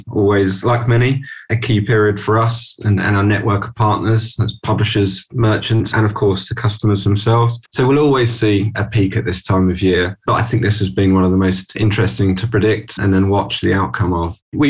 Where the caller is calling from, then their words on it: London, United Kingdom; I'm joining from London today. Normally I'd be in the office in London, but today at home